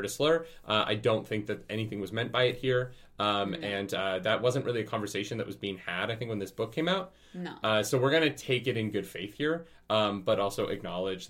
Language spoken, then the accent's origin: English; Canada; being Canadian